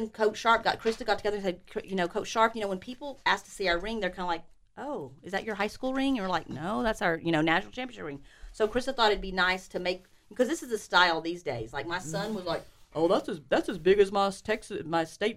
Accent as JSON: {"language": "English", "town": "College Station", "region": "Texas", "country": "United States", "tie": "born or raised there", "said": "I was born in College Station"}